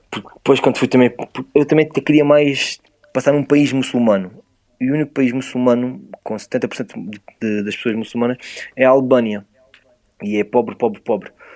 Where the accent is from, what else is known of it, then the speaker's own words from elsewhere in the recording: Portugal; Eu sou de Portugal.